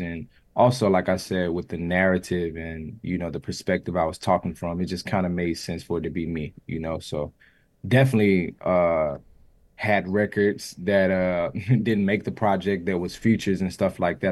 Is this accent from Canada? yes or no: no; the South, United States; I'm from the South